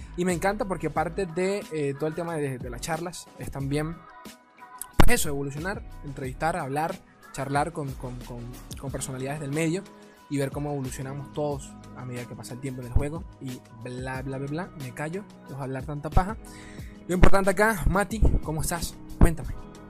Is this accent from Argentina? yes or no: no; Venezuela; acá en mi país, Venezuela